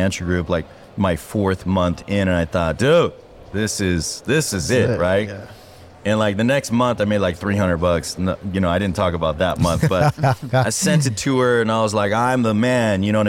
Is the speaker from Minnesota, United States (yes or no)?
no; Diamond Bar, California, United States; I grew up in Diamond Bar